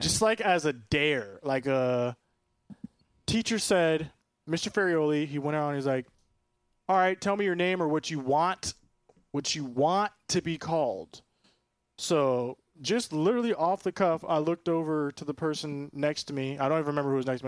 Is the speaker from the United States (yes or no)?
yes; Orlando, Florida, United States; I'm from Orlando, born in Orlando. four oh seven represent Doctor Phillips